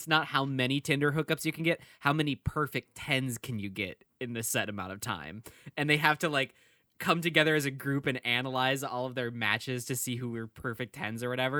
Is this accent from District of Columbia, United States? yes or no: no; Florida, United States; I've only ever seen McConaughey like eights, dude, and I'm from Florida.